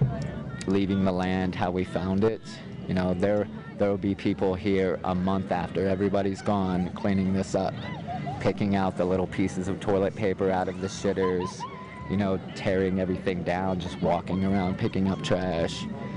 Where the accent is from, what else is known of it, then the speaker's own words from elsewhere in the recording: Indiana, United States; I'm from Indiana, so there's no mountains there, you know, and it's like this, there's no scenery there like this. I see cornfields every day